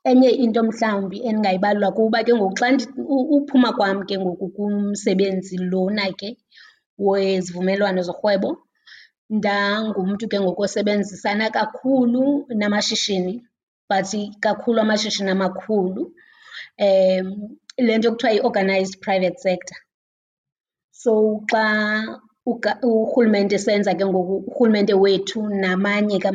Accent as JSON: {"language": "Xhosa", "town": "Whittlesea", "region": "Eastern Cape", "country": "South Africa", "tie": "born or raised there", "said": "Ndizalelwe eHewu, Witlisi, kwindawo ebizwa uba kuseBhede, Hewu. Eh, ndakhulela khona ke, ndafunda khona."}